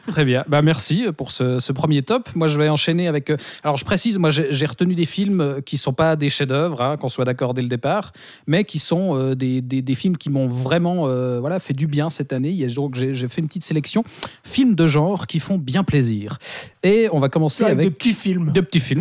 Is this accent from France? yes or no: no; Switzerland; chez nous en Suisse